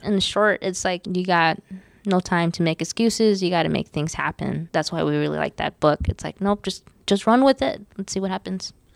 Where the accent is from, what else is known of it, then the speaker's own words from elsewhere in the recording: Los Angeles, California, United States; We're born and raised in East Los Angeles.